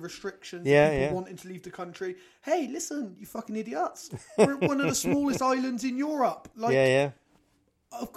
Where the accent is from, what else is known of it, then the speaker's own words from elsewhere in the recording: Bristol, South West England, United Kingdom; I'm from Stockwood